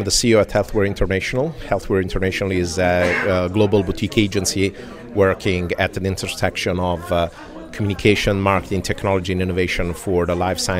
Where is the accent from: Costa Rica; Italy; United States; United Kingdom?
Italy; English is a second language; You know, I'm from Europe, specifically Italy, although I travel quite a bit.